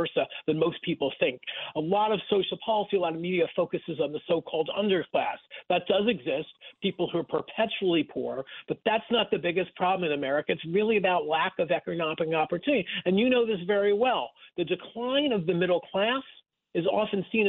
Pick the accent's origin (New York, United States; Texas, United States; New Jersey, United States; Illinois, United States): New York, United States; Rockland County; I grew up in Rockland County, about 30 miles north of Times Square